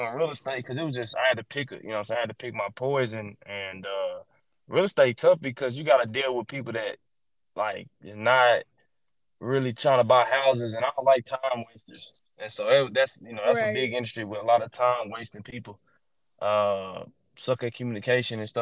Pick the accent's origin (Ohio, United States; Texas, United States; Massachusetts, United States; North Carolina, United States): Texas, United States; Cedar Hill; I'm from Dallas. Dallas County. I ain't from the city of Dallas. But I just say Dallas because most people don't know the suburbs around Dallas. Well, I graduated from Cedar Hill